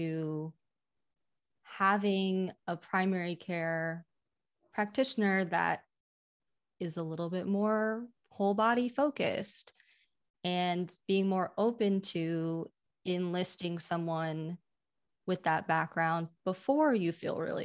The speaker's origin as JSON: {"language": "English", "town": "Iowa City", "region": "Iowa", "country": "United States", "said": "I'm from Iowa City"}